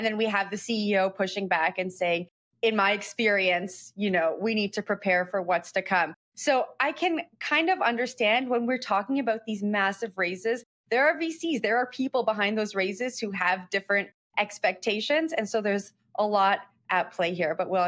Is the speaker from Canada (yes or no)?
yes; Canada; I'm from Canada, but I probably have as much knowledge on WonderFi as you do.